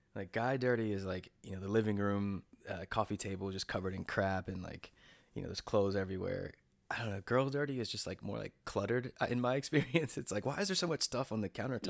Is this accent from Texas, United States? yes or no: no; North Carolina, United States; I'm from North Carolina, and I uh, I went to NC State, so I was like at, I was near home